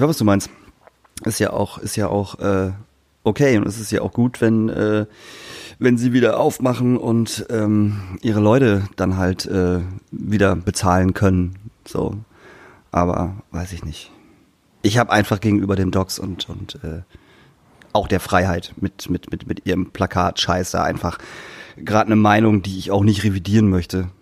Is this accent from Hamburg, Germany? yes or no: no; Lingen, Lower Saxony, Germany; in Lingen, meiner Heimatstadt